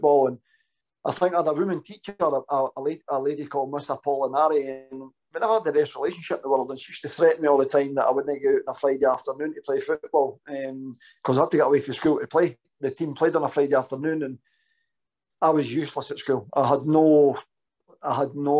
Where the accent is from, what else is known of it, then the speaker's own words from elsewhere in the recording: Danderhall, Scotland, United Kingdom; I grew up with an amazing mum and dad, lived in a wee village called Dander Hall